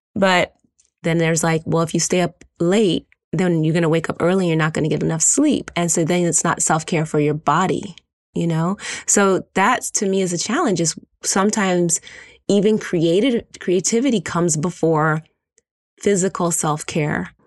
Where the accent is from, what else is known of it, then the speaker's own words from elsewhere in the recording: Philadelphia, Pennsylvania, United States; moved away; also born or lived in Brooklyn, New York; I'm from Philadelphia